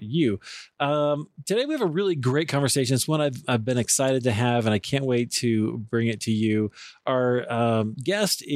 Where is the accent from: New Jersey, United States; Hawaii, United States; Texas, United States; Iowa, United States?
Iowa, United States; I'm from Iowa